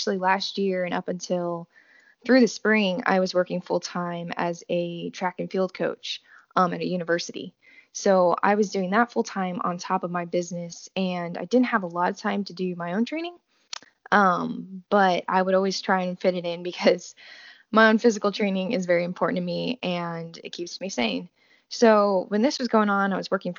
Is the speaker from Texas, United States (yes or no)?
yes; New Braunfels, Texas, United States; I am from New Braunfels, Texas